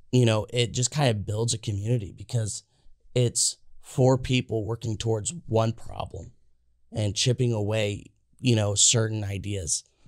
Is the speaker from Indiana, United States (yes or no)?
yes; Indiana, United States; I'm from Indiana